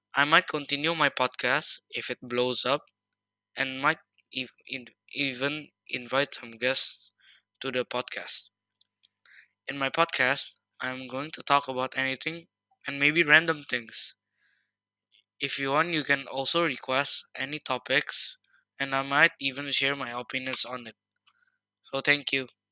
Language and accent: English; Indonesia; I'm from Indonesia.